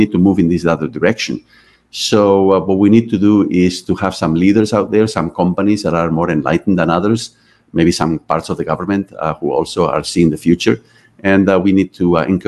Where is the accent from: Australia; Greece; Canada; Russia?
Canada; How do I fit here? I'm a Canadian.